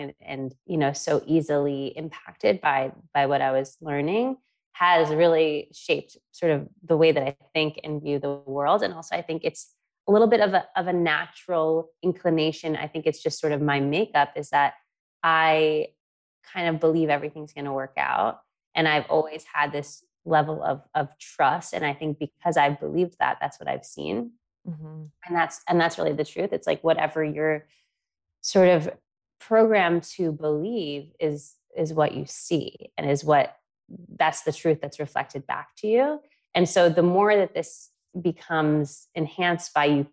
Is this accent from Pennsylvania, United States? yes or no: no; New York, United States; moved away; I am from New York originally